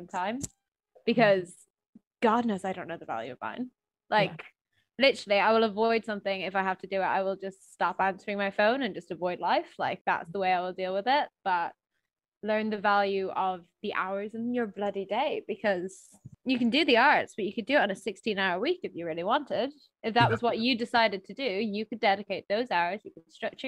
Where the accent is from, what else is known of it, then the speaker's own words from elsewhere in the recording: Ireland; now in Scotland; as an Irish person